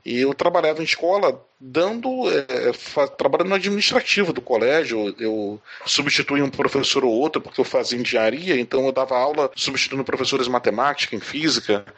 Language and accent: Portuguese; Rio de Janeiro, Brazil; moved away as an adult; now in São Paulo, Brazil; eu morava no Rio de Janeiro, eu sou carioca, mas eu moro hoje em São Paulo